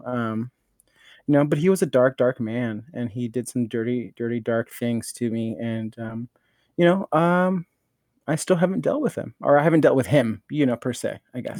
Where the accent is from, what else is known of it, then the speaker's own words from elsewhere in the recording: Norwalk, California, United States; I grew up in Norwalk